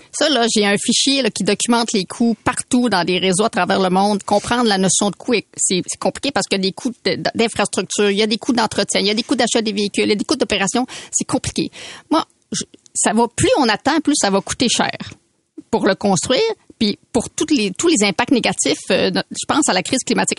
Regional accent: Quebec City, Quebec, Canada; moved away as an adult; now in Montreal, Canada; je viens de Québec, hein, j'ai habité quand même 24 ans à Québec

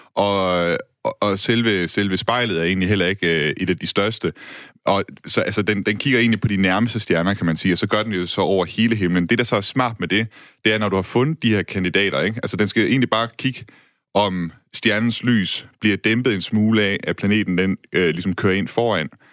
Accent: Denmark; som dansker

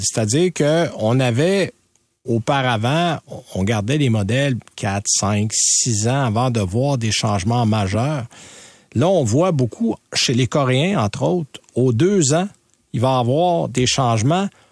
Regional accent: Quebec, Canada; chez nous au Québec

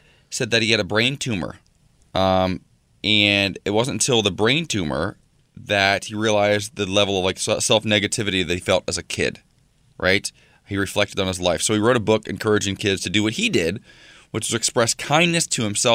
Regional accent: Ohio, United States; now in Los Angeles, United States; my home state

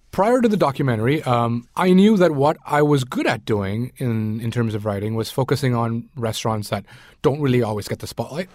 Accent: Sri Lanka; moved away; I grew up in Sri Lanka. I was born in Sri Lanka

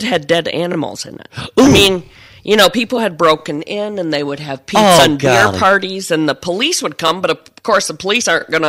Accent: Hudsonville, Michigan, United States; also born or lived in Jamestown, Michigan; I grew up in Hudsonville. I still live in that area. I live in Jamestown and lived there all my life.

